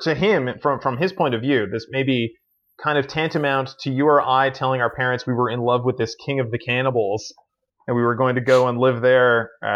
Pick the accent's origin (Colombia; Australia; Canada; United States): Canada; Newfoundland and Labrador; I'm from Newfoundland and Labrador here in Canada